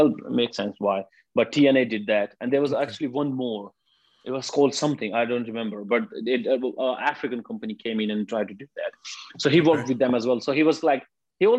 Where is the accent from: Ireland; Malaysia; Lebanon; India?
India; moved away as an adult; now in Japan; I'm from India